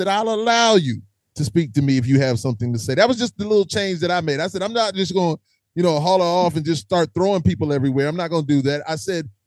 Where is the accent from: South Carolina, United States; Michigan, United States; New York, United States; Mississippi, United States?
South Carolina, United States; I'm from South Carolina